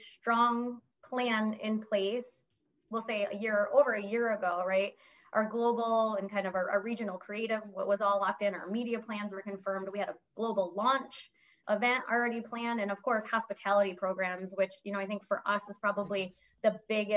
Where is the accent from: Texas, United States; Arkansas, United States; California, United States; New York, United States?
New York, United States; upstate; moved away as an adult; also born or lived in New Jersey; now in Dallas, United States; I'm a New Yorker, so I grew up in upstate New York